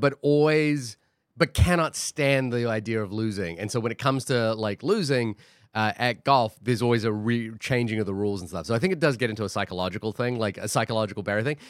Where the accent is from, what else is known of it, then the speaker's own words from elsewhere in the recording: New Zealand; now in Queens, New York, United States; I grew up in New Zealand